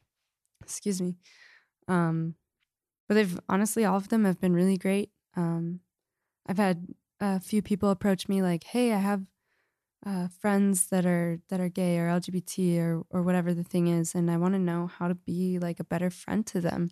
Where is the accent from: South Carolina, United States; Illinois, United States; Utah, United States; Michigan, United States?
Utah, United States; Lehi; I'm from Lehigh, and so we're in Salt Lake